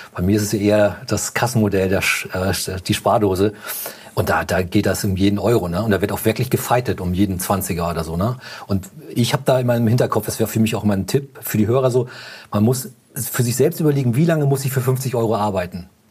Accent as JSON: {"language": "German", "region": "Hamburg", "country": "Germany", "said": "wir kommen ja aus Hamburg"}